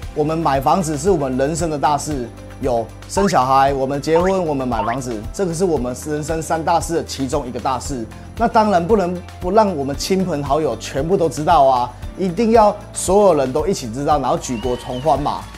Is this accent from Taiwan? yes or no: yes; Taiwan; 所以我们台湾人好客的一个习惯